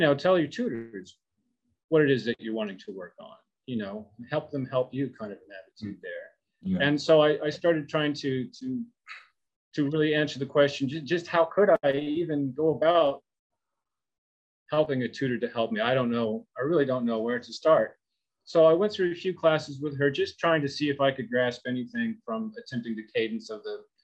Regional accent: Wichita, Kansas, United States; I moved back to my hometown of Wichita, Kansas

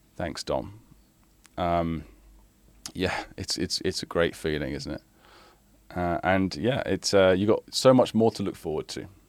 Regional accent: United Kingdom; now in China; I live in China and I'm British

